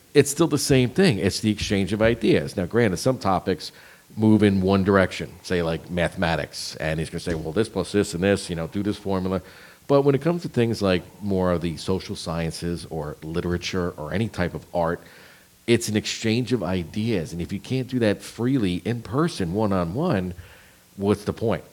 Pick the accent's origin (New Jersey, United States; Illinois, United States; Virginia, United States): New Jersey, United States; where I grew up in Jersey